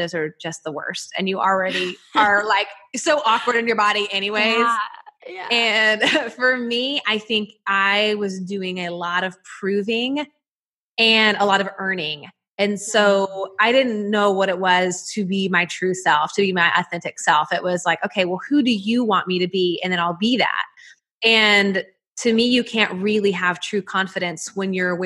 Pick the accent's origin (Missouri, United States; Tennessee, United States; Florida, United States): Tennessee, United States; Nashville; you can probably hear it in my accent, but I'm from Nashville, Tennessee